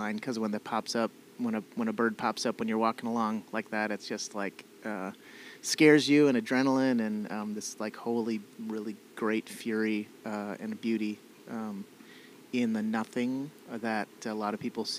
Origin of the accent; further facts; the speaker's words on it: South Dakota, United States; also born or lived in Oklahoma; my mom and dad wanted to move back to the farm where he grew up. I went to school here